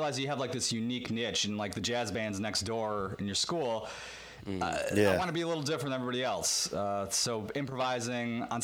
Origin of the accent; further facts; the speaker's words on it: Williamsville, New York, United States; I grew up in Williamsville, which is like an hour from there, 45 minutes